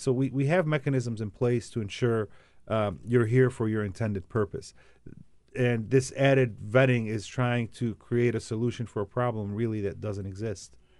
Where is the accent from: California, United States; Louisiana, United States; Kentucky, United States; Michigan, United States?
Michigan, United States; Dearborn; my hometown of Dearborn, which has the largest, Dearborn, Michigan